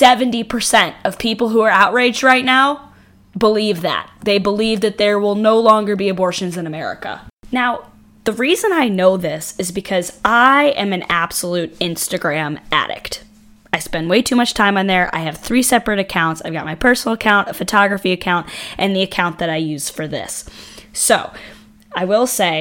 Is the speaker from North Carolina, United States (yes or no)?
no; New York, United States; I grew up in New York State